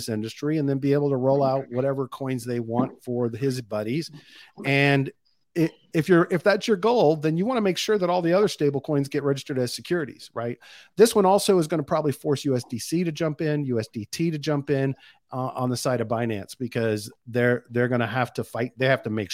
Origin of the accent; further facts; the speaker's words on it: United States; as an American